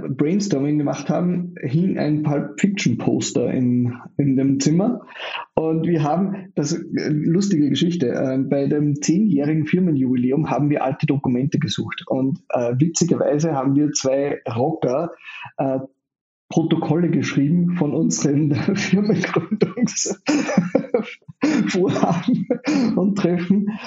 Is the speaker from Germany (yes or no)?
no; Austria; Ich bin in Österreich geboren und aufgewachsen, ähm, habe mal kurz in den USA gelebt und auch mal kurz in Neuseeland